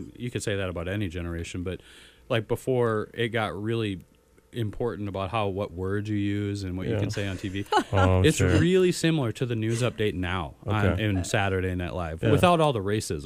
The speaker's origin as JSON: {"language": "English", "town": "Fargo", "region": "North Dakota", "country": "United States", "tie": "born or raised there", "said": "I'm from Fargo-Moorhead, so a lot of people that I went to high school with or, like, you know, used with later are still around"}